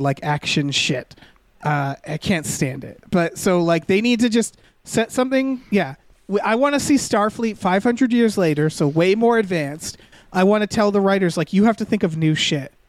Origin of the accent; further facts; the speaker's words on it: Western Massachusetts, United States; I'm from Western Mass where H's are ignored in at least the town names